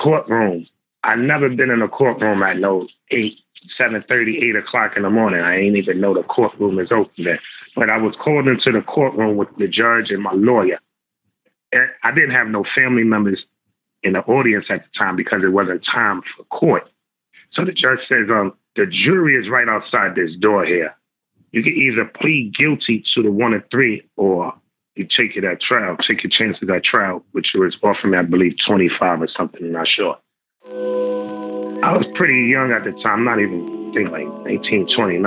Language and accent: English; New York City, New York, United States; also born or lived in Bronx; I grew up around the Harlem area, the Apollo, you know, area right around the corner from the Apollo.